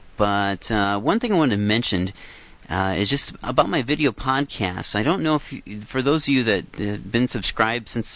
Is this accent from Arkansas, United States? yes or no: no; Iowa, United States; moved away as an adult; now in Vancouver, Canada; I grew up in Iowa